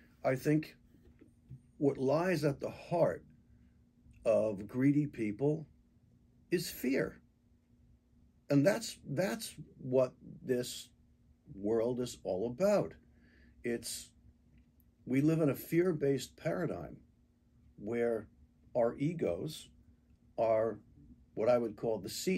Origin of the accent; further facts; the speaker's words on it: United States; I'm a product of being born and raised in the United States